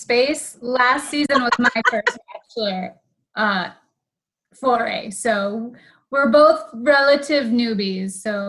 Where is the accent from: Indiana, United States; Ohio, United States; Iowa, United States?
Iowa, United States; a small central Iowa town, United States; I'm from a small central Iowa town where, and my parents don't live there anymore, and they haven't lived there since I was a junior in high school.